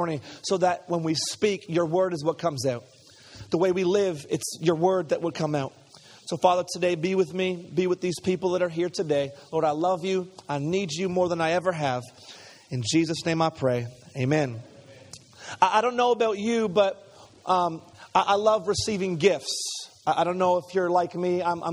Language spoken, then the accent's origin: English; Montreal, Quebec, Canada; I grew up in Montreal